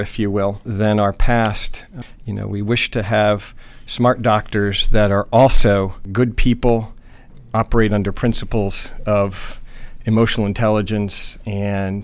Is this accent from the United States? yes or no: yes; New Jersey, United States; moved away as an adult; also born or lived in New Mexico / New York; I grew up in New Jersey